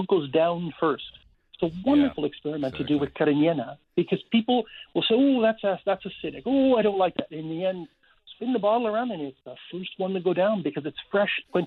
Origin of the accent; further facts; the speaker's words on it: Canada; as Canadian